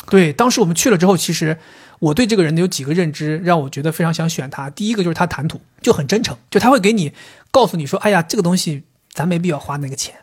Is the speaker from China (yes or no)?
yes; northern China, China; 我作为一个北方人